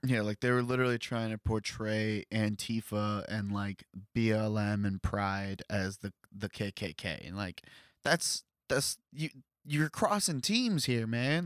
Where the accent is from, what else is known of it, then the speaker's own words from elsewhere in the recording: Columbus, Ohio, United States; this is where I grew up